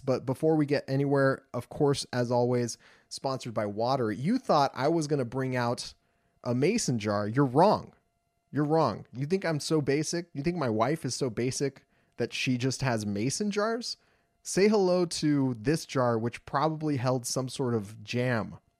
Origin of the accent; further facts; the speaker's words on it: Los Angeles, California, United States; I'm from Los Angeles